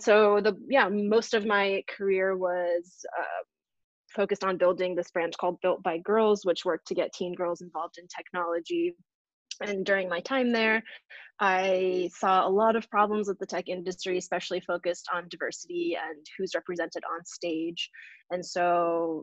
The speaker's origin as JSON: {"language": "English", "region": "New Hampshire", "country": "United States", "moved": "as an adult", "lives_now": "New York City, United States", "said": "I'm from New Hampshire. I grew up to a family of immigrants."}